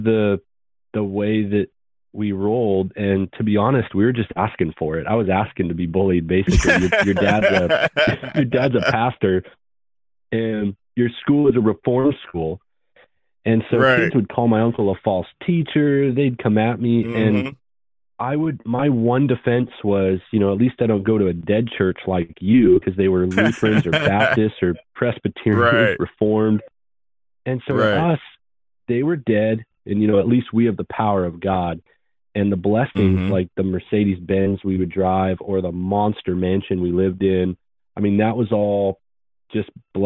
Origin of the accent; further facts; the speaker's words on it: Vancouver, British Columbia, Canada; moved away as an adult; also born or lived in Florida; I grew up in Canada, Word of Faith, Prosperity Gospel